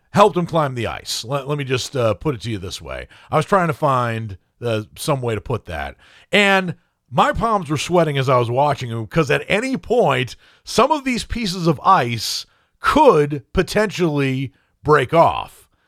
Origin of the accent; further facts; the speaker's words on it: Maine, United States; growing up in Maine